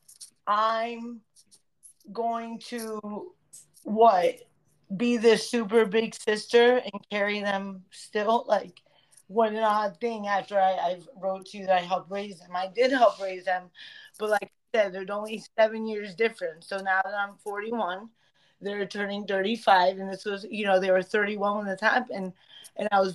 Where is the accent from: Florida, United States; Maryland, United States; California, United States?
Florida, United States; Broward; the park where we grew up in Broward